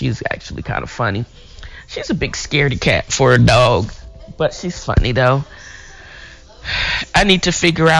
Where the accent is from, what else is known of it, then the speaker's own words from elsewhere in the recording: Chesapeake Bay area, Virginia, United States; moved away; I'm from the Virginia, the Chesapeake Bay area